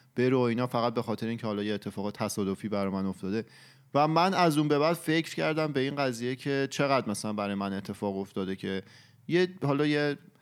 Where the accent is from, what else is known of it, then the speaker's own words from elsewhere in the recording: Iran; ماهایی که تو ایران بزرگ شدیم